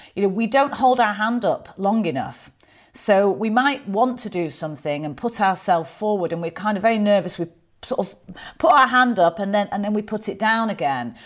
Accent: Manchester, North West England, United Kingdom; accent: Mancunian; I am from Manchester. I am very proud of where I grew up.

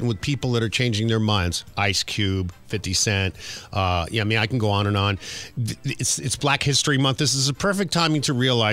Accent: New York City, New York, United States; I grew up in Queens, New York

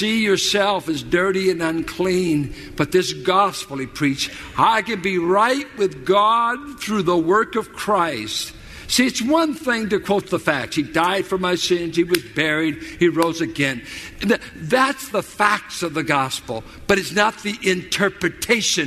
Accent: Richmond, United States; I grew up in South Richmond

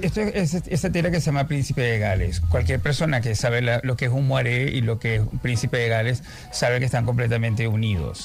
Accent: Venezuela; now in Spain; cuando me dicen el escritor venezolano

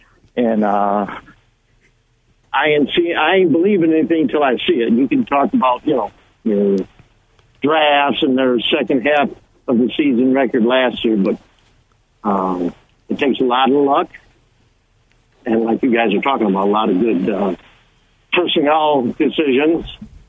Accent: Missouri, United States; I could say I'm from the Show Me State, Missouri.

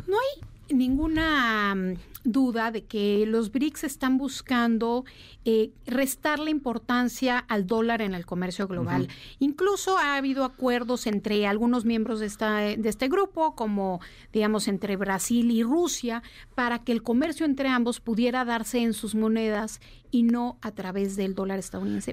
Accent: Mexico

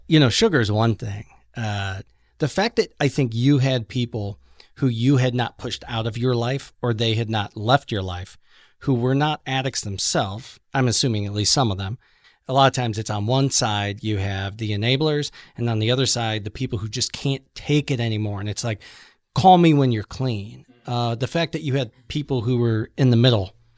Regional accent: Cuyahoga Falls, Ohio, United States; I grew up in Cuyahoga Falls, which is right next door to Akron

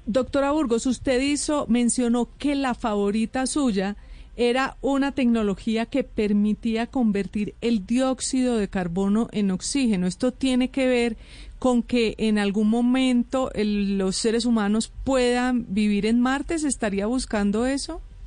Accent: Puerto Rico; Yo soy puertorriqueña, muy boricua

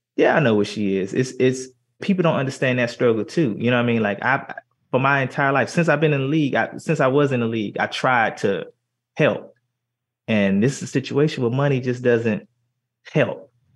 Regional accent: Miami, Florida, United States; moved away; also born or lived in Philadelphia; I come from Liberty City

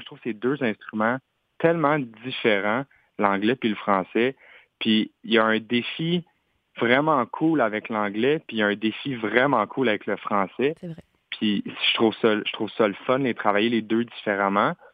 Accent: Quebec, Canada; first language French; je suis, québécois, je suis pas anglophone. Fait ma langue maternelle, c'est vraiment le français.

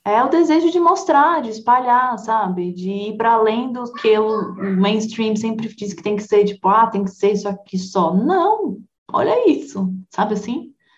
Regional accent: São Paulo, Brazil; eu sou paulistana, eu sou criada numa megalópole multicultural

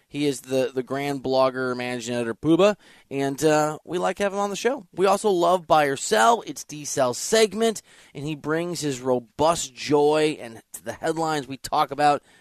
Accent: Dubuque, Iowa, United States; I'm from Dubuque, Iowa, so I have a bunch of family in Milwaukee.

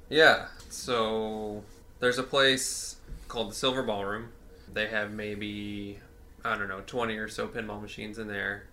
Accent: St. Louis, Missouri, United States; I've just been here my whole life

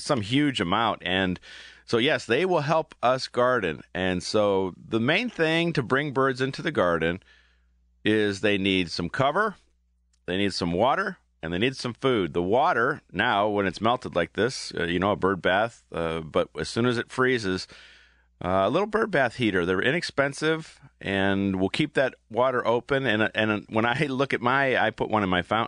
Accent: Aurora, Ohio, United States; born or raised there

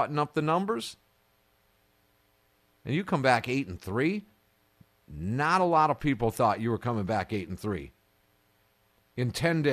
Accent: Kenosha, Wisconsin, United States; I grew up where I grew up in Kenosha

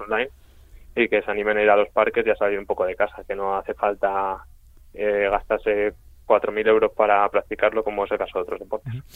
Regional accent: Madrid, Community of Madrid, Spain; yo soy de Madrid

